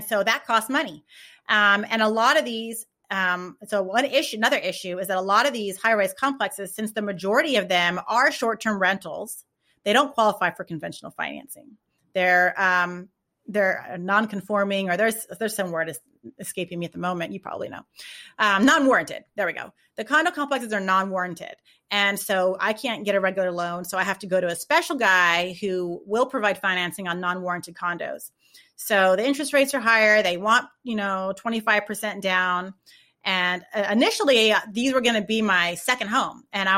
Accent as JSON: {"language": "English", "region": "California", "country": "United States", "said": "Like I'm from California, I miss the beach."}